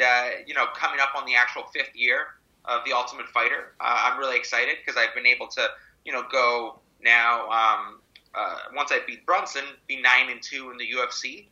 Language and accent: English; Mississauga, Ontario, Canada; also born or lived in Toronto; born in Toronto, raised in Mississauga